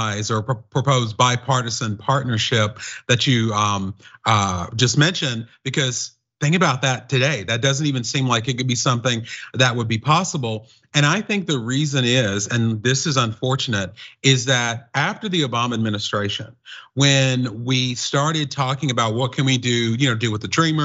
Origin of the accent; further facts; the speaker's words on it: North Carolina, United States; I'm from North Carolina, but I have lived and studied in three continents